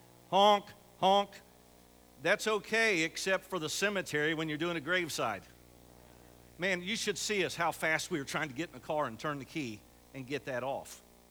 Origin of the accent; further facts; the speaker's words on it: Camden, Ohio, United States; we're from Camden, and I have the privilege to pastor the Southern Baptist Church right there on the corner in Camden.